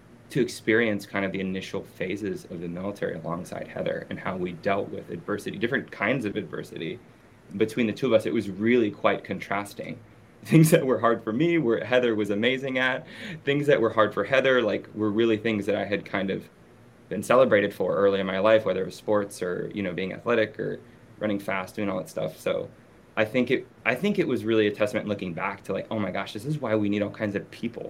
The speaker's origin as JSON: {"language": "English", "town": "Los Angeles", "region": "California", "country": "United States", "tie": "born or raised there", "also_born_or_lived": "Beirut", "moved": "as an adult", "said": "I grew up in Los Angeles."}